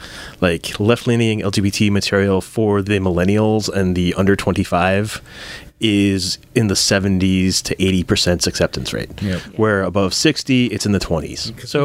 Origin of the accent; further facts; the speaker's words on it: East Coast, United States; I grew up on the East Coast